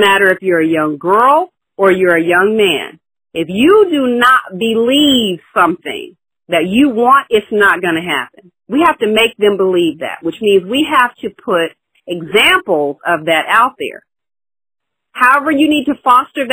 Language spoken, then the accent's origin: English; the South, United States; also born or lived in Long Island, New York / Dallas; now in San Francisco Bay Area, United States; I grew up in the South